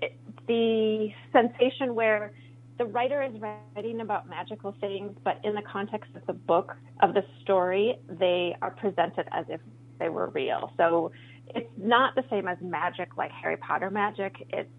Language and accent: English; Colombia; born there; I was born in Colombia and my father's Colombian, and I did not grow up with him.